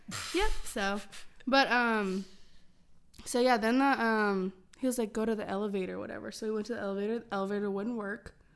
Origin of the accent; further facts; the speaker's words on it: Illinois, United States; moved away; I'm from Illinois and I've only been to Chicago, like, twice